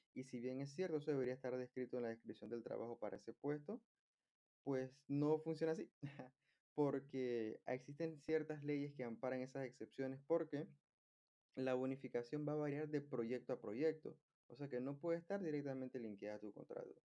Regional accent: Panama; Algo que se da mucho en mi país es que las personas viven muy lejos de su lugar de trabajo. Por eso es que acá hay mucho, mucho tráfico. Y de hecho, hace poco vi que en un reportaje de CNN se confirmó que Panamá está entre los cinco países más estresantes

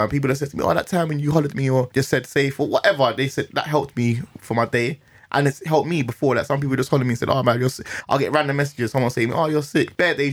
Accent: London, United Kingdom; I'm from Northwest, I was going Canada Villa Youth Club, I was just running about, you know, going Kilburn

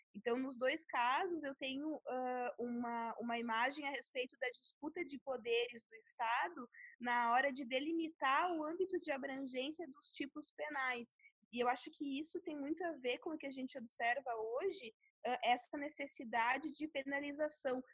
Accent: Sarandi, Rio Grande do Sul, Brazil; moved away; minha cidade natal lá do interior do Rio Grande do Sul, de 20 mil habitantes

